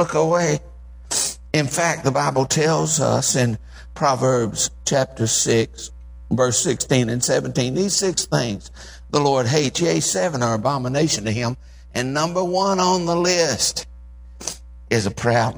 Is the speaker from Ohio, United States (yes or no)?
no; Eastern Kentucky, United States; we're from Eastern Kentucky